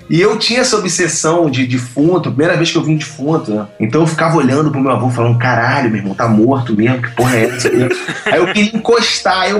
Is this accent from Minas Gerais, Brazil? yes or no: no; Araraquara, São Paulo, Brazil; sou do interior de São Paulo